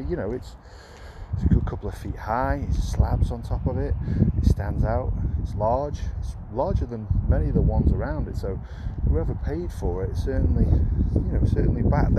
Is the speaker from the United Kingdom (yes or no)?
yes; Burslem, West Midlands, United Kingdom; born there; I was born in Burslem, which is why I wanted to start here.